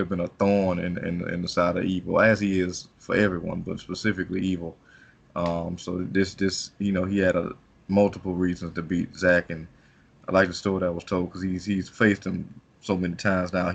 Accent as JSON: {"language": "English", "country": "United States", "said": "As an American"}